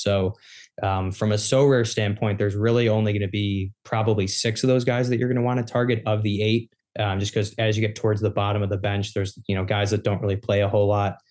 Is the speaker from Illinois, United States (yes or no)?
yes; Chicago, Illinois, United States; growing up in Chicago